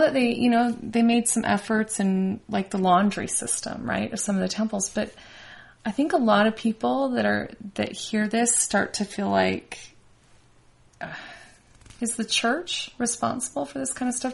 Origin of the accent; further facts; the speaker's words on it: Las Vegas, Nevada, United States; moved away; also born or lived in Bozeman; I grew up in Vegas